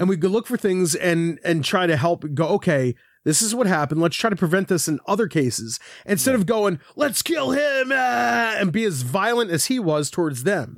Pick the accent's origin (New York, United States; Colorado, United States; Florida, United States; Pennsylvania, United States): Pennsylvania, United States; Philadelphia; I'm from Philadelphia. My dad's from Philadelphia